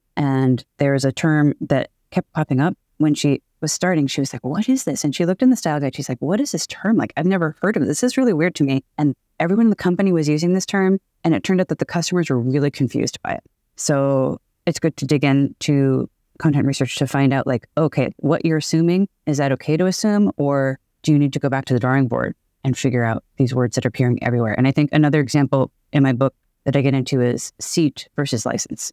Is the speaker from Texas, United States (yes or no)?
no; Boston, Massachusetts, United States; now in Seattle, United States; I'm from Boston. I live in Seattle